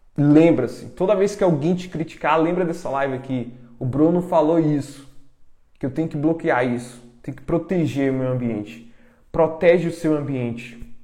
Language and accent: Portuguese; Brazil; Eu vim da roça, sou do interior